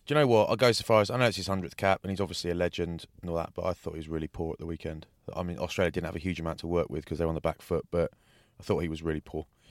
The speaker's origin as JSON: {"language": "English", "region": "England", "country": "United Kingdom", "said": "I'm English"}